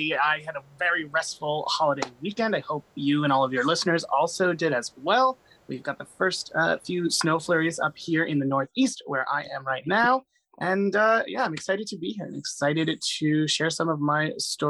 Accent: Medellin, Antioquia, Colombia; born there; You know, I'm 35, so I was born in 1986 in Medellin, Colombia, when it was like the world's most dangerous city.

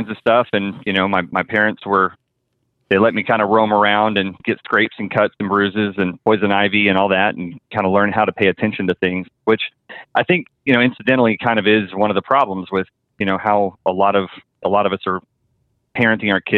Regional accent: outside of Dallas, Texas, United States; I grew up outside of Dallas in a little farm town, about 200 people or so

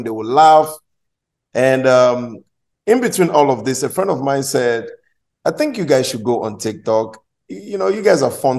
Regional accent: Nigeria; moved away; I'm coming from Nigeria

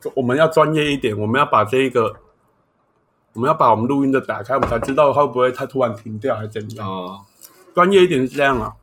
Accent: southern Taiwan, Taiwan; 我就是南部人

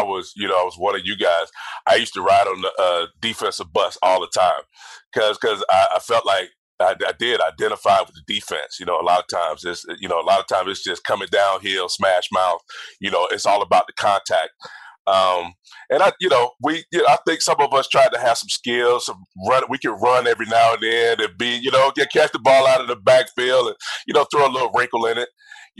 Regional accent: Georgia, United States; Because I was, you know, played at Georgia, I'm from Georgia, all of that stuff, and I didn't get drafted by the Falcons.

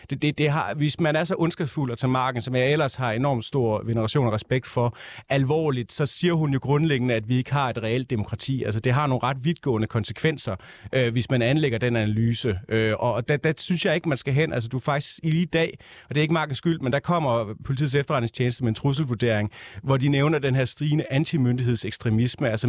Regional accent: West Jutland, Central Denmark Region, Denmark; Og jeg er selv fra Vestjylland.

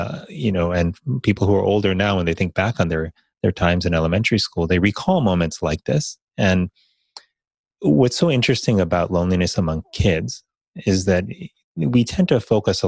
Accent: Miami, Florida, United States; growing up in Miami, Florida

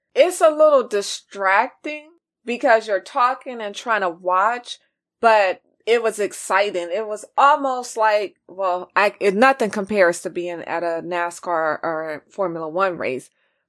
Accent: California, United States; But, you know, I'm from California. What can I say?

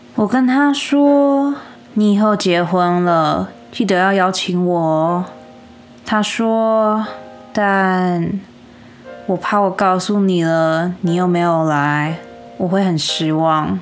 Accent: United States; 身为美国人，我真心不懂。

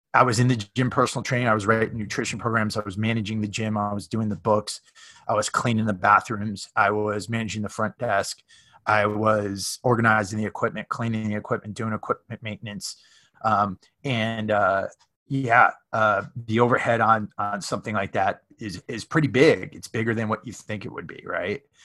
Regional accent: Norwalk, Connecticut, United States; moved away as an adult; now in Southern California, United States; I'm from Connecticut originally, uh, hmm. Norwalk, Connecticut.

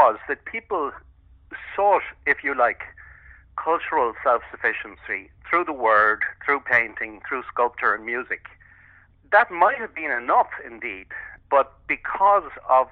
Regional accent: Ireland; growing up in Ireland in the 60s and 70s

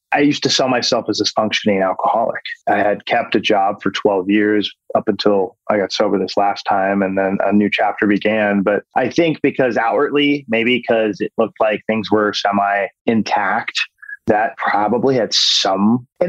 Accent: California, United States; also born or lived in New Jersey / Texas / San Diego; I was born in New Jersey, and then we moved to Texas. And then from Texas, we were there for a year and a half. And then we went to San Diego, and then we were at San Diego for a couple of years. Then I started eighth grade in Orange County, California.

